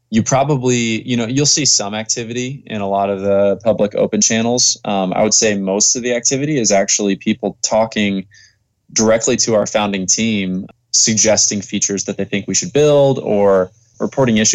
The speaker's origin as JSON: {"language": "English", "region": "Indiana", "country": "United States", "said": "I'm actually in Hawaii for the next few months, but I came from Indiana."}